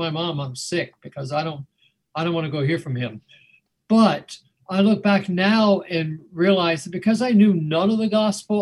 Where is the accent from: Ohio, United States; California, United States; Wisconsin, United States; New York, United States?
Ohio, United States; Mason; now in Wake Forest, United States; I grew up in Mason